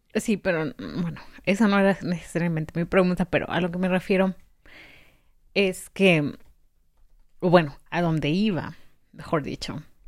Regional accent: Mexico; yo soy mexicana

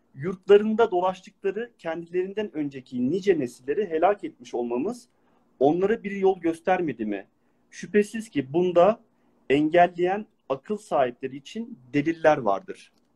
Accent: Ankara, Turkey; now in abroad; Aslen Ankaralıyım

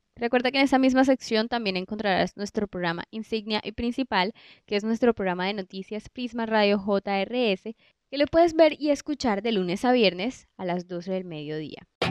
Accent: Colombia; en Colombia somos un país que tenemos una biodiversidad increíble, que incluso uno mismo como colombiano

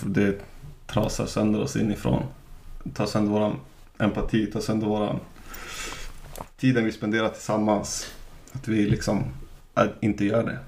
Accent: Umeå, Västerbotten County, Sweden; Jag är från Umeå.

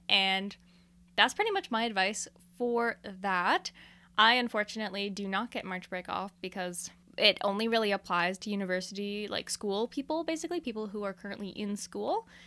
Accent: Canada; I'm a Canadian

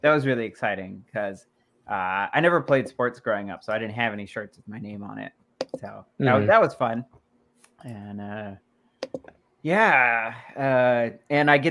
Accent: California, United States; I was born and raised in California

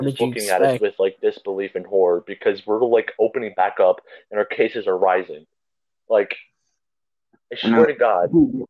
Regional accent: United States; also born or lived in Pennsylvania; Like I would just hope that if I move to Canada one day that they'll accept me. Because I'm an American.

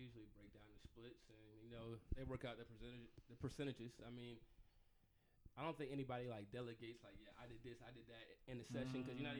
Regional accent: Virginia, United States; I'm from Virginia

